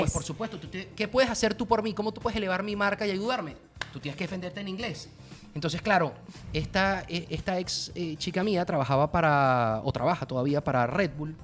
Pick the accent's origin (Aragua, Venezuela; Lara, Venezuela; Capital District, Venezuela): Lara, Venezuela; Barquisimeto; moved away as an adult; also born or lived in Caracas, Venezuela; now in Miami, United States; yo me siento mucho más guaro que caraqueño. Claro, venga, es la, realidad. Viví ahí más de 13 años de mi vida. Mis amigos son de ahí, la universidad la hice ahí, eh, mi colegio desde quinto grado